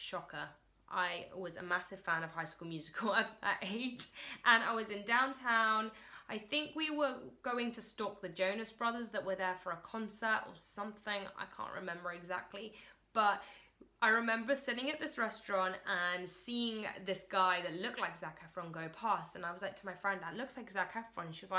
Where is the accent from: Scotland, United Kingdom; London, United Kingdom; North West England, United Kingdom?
London, United Kingdom; So I was born actually in London, England, and I currently live in London, England.